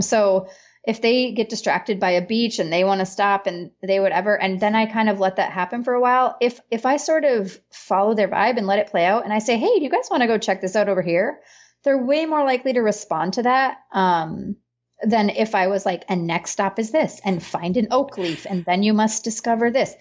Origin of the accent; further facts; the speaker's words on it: northern peninsula of Michigan, United States; moved away as an adult; where I live and where I'm from, I've moved back to my hometown a couple years ago, is in the northern peninsula of Michigan.